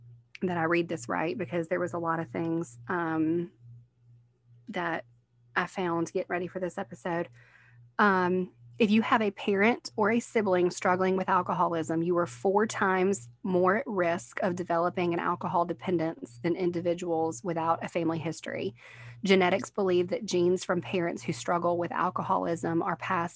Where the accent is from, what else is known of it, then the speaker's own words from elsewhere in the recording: Picayune, Mississippi, United States; also born or lived in New Orleans, Louisiana; we moved from New Orleans to Picayune when I was young